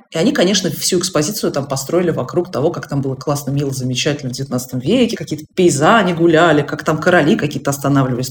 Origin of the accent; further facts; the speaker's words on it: Russia; moved away as an adult; now in Germany; я из России